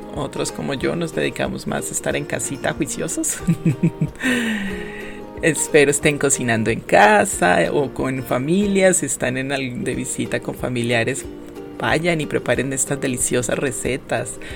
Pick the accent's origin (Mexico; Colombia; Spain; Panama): Colombia; Quindío; fui criada con este ingrediente, creo que lo consumimos a diario en mi tierra